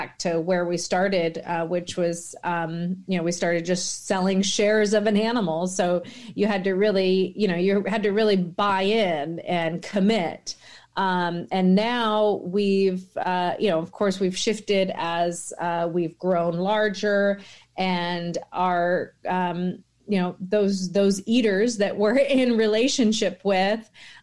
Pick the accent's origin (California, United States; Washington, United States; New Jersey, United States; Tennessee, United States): Washington, United States; born or raised there